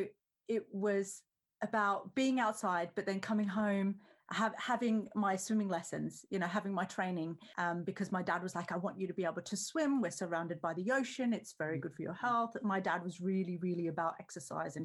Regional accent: Australia; So basically, I grew up in Australia, which is under the glorious sun

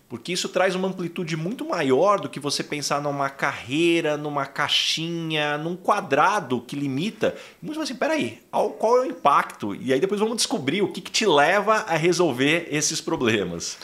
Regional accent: São José do Rio Preto, São Paulo, Brazil; eu sou de São José do Rio Preto

